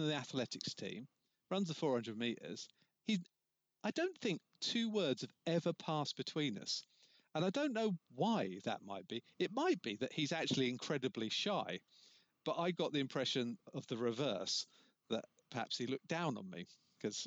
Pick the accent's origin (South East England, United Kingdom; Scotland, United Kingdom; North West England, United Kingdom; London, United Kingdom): South East England, United Kingdom; River; I grew up in River outside Dover.